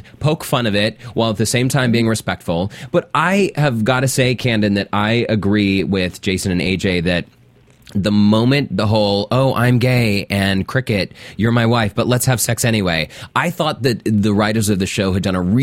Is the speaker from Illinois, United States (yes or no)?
no; Salt Lake City, Utah, United States; having grown up in a very religious, conservative place, I'm from Salt Lake City, my entire family is Mormon